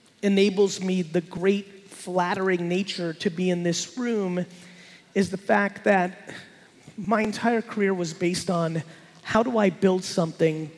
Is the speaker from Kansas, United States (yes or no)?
no; New Jersey, United States; born or raised there; also born or lived in Soviet Union